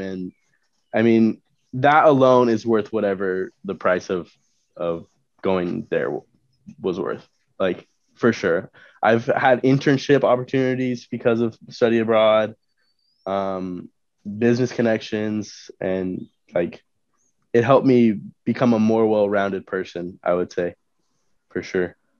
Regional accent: Turlock, California, United States; I'm from Turlock

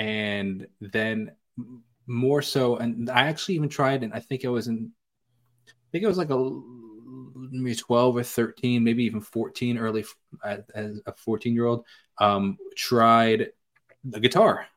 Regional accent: Northport, New York, United States; Born and raised in New York

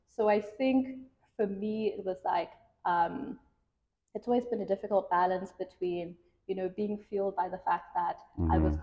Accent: South Africa; also born or lived in Kenya / Beijing, China; I originally from Kenya, but I grew up in South Africa

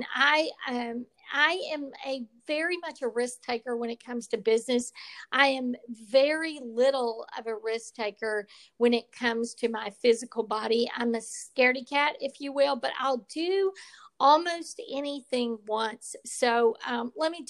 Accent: Texas, United States; I'm a Texas girl and I was born in Texas and I plan to die in Texas

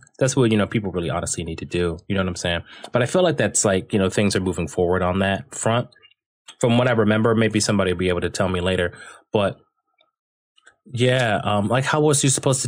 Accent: Dayton, Ohio, United States; I was born and raised in Dayton, Ohio.

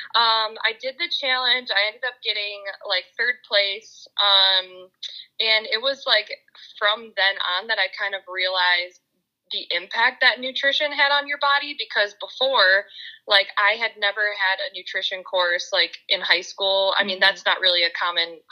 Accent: Michigan, United States; moved away as an adult; now in Nashville, United States; I'm from the Mid-Michigan area. For anybody listening who doesn't know, that's like Saginaw, Bay City, Midland area.

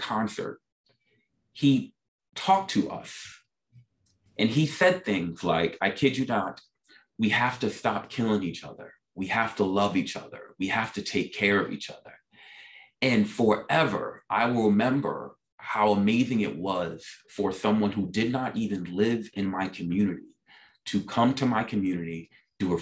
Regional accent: New York City, New York, United States; I grew up, as I mentioned, in South Jamaica, Queens, New York.

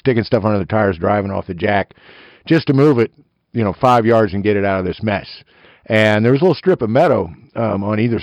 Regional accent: eastern Kansas, United States; tree-hugging redneck from eastern Kansas

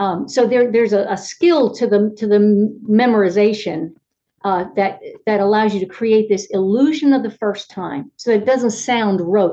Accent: Reading, Pennsylvania, United States; moved away as an adult; now in Alabama, United States; I grew up in Reading, Pennsylvania. Even though I've lived my entire adult life here, I am not from here.

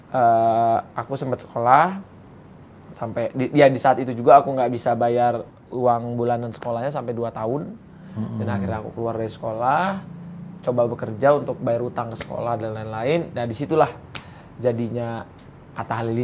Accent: West Sumatra, Indonesia; saya paling bangga saya lahir di Indonesia, dan saya dari Minang.

